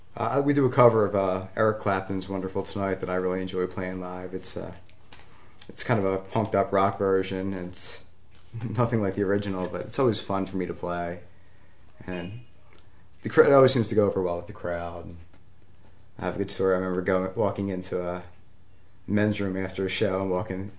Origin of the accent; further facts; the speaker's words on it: Philadelphia, Pennsylvania, United States; growing up in Northeast Philly